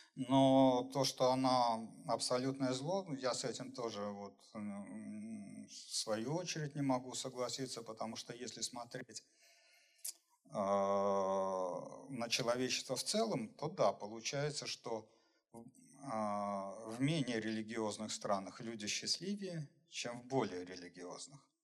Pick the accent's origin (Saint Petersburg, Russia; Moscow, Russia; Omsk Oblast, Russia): Saint Petersburg, Russia; сам я из Петербурга